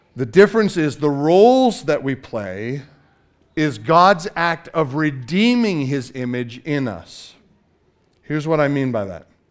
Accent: Canada; I'm Canadian

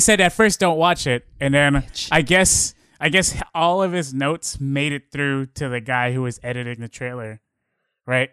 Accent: Bay Area, California, United States; we're we're from the Bay Area

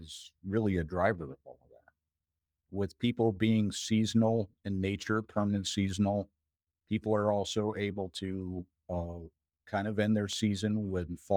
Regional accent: Maine, United States; also born or lived in Minnesota; now in Alaska, United States; after growing up in Maine and being in Minnesota

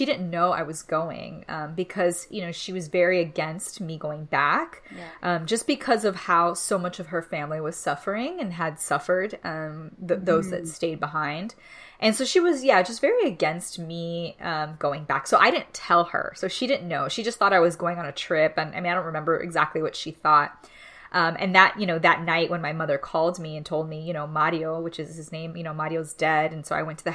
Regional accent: Miami, Florida, United States; moved away; growing up in Miami, out in the outskirts of Little Havana

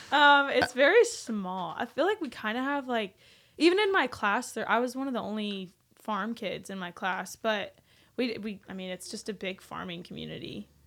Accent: Medford, Oklahoma, United States; moved away as an adult; now in Nashville, United States; I grew up, like, ten minutes away from Twister

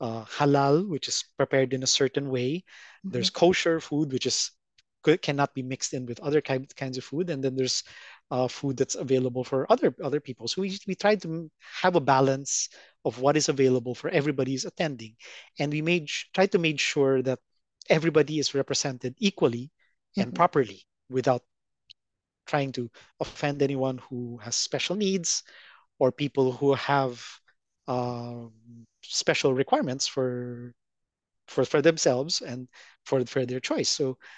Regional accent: Philippines; first language en; I learned Filipino, Tagalog. As conversation, as I talk to people at school and stuff, but I'm primarily English speaking. And my English is mostly based on American.

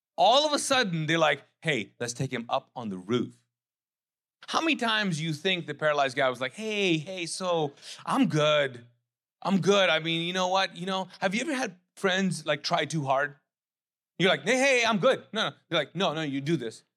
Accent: Pakistan; also born or lived in Charleston; now in United States; I am as a Pakistani immigrant

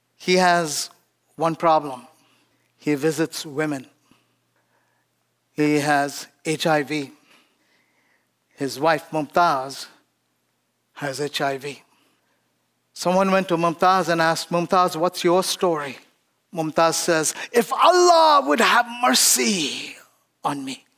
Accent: India; born or raised there; moved away

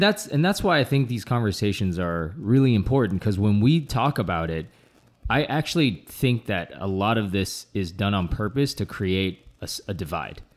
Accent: United States; growing up in America

